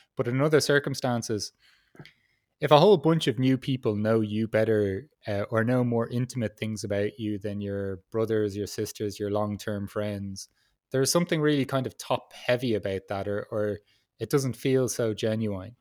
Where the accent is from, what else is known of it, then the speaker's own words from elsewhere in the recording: Ireland; I'm from Ireland